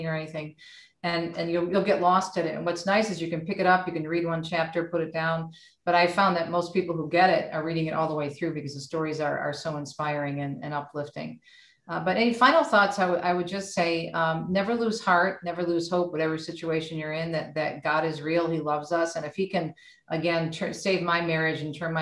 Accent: Michigan, United States; also born or lived in Jersey City, New Jersey; We moved to Michigan when I was a child. So I was raised here

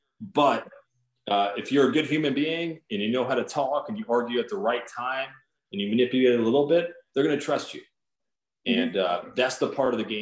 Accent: West Palm Beach, Florida, United States; moved away as an adult; I grew up here in West Palm Beach, where I currently live right now

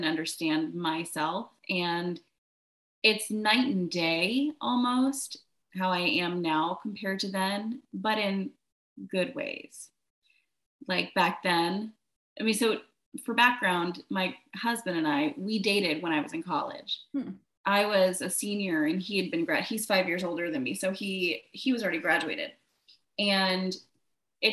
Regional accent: Virginia, United States; moved away; also born or lived in Charlotte, North Carolina / Baltimore; I grew up in Virginia

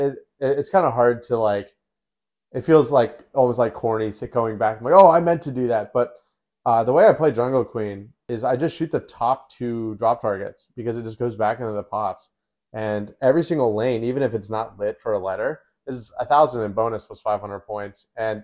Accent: Australia; Well, I'm Australian. I'm chatting.

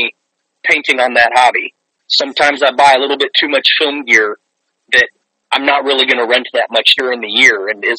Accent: Guatemala; moved away as an adult; now in United States; I grew up in an Indian village in Guatemala

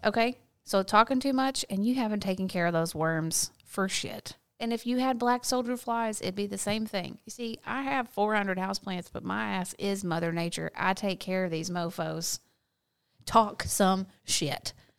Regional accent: the South, United States; accent: southern; my southern accent

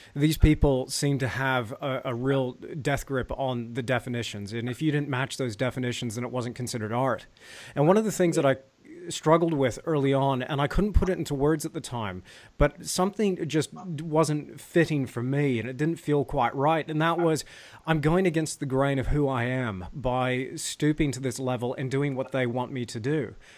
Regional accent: United States; moved away as an adult; now in New Zealand; we're both American

